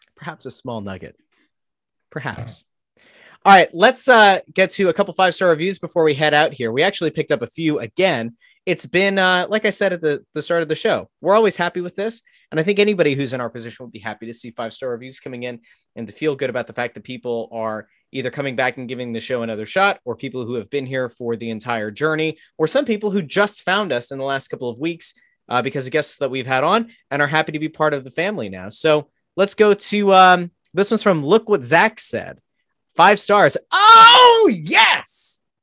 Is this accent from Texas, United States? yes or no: no; Pottsville, Pennsylvania, United States; I grew up in Pottsville